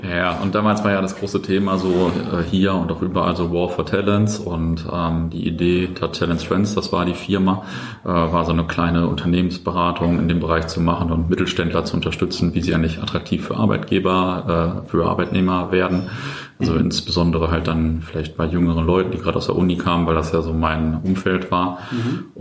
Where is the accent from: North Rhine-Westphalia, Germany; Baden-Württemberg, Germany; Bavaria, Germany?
North Rhine-Westphalia, Germany; Löhne; moved away as an adult; also born or lived in Buxtehude; now in Bielefeld, Germany; aufgewachsen in Löhne äh, im äh, Kreis Herford.